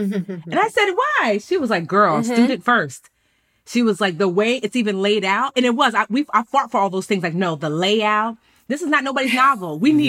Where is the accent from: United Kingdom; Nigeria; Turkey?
Nigeria; I'm Nigerian Igbo, and it's a very poetic language.